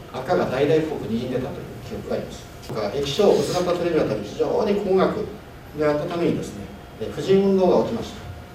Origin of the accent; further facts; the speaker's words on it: Yamagata, Japan; 私もですね山形出身なんですが